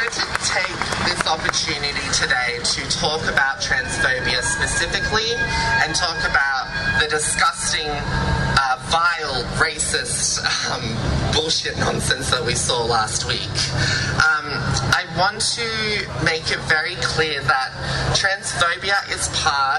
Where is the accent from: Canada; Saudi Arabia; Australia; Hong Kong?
Australia; Darug Gundungurra country, New South Wales; I grew up on Darug Gundagaran country in New South Wales.